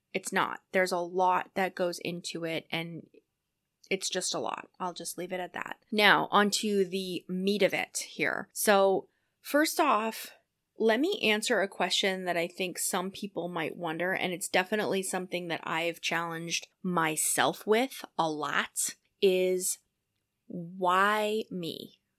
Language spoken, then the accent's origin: English; New Hampshire, United States; moved away as an adult; also born or lived in San Diego / Iowa / Minnesota; I ended up moving back to my home state of New Hampshire